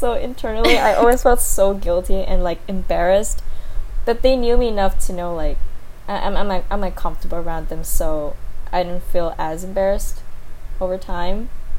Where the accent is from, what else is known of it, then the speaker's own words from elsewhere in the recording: Vietnam; I feel like when I grew up in Vietnam, I felt a little bit like an alien.